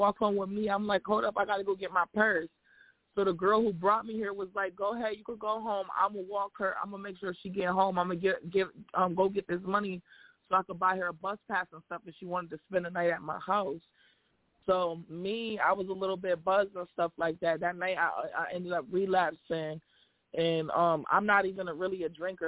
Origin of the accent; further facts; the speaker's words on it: Syracuse, New York, United States; I'm from Syracuse, New York